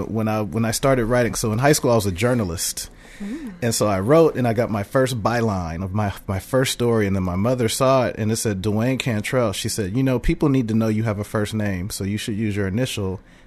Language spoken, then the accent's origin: English; Oakland, California, United States; also born or lived in San Jose, California; now in Bakersfield, United States; I was born and raised in Oakland, California. I'm a Bay Area native, born and bred.